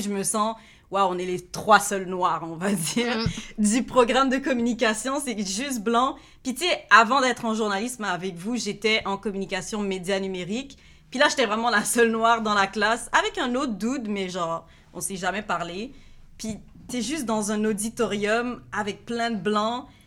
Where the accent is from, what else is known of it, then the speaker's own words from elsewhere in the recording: Montreal area, Quebec, Canada; je suis née à Montréal, puis j'ai grandi à Hansik.